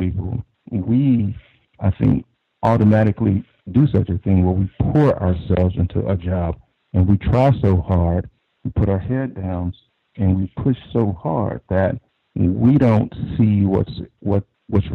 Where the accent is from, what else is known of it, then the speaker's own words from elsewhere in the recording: Deep South, United States; now in Northern Virginia, United States; I live in the Northern Virginia area, but I'm originally from the Deep South